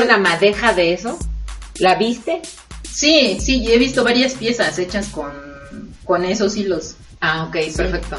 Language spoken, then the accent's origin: Spanish; Oaxaca, Mexico; moved away; yo soy de Oaxaca